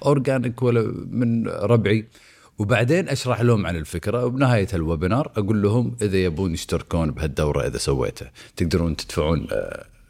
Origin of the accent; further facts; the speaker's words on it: Kuwait; عندنا بالكويت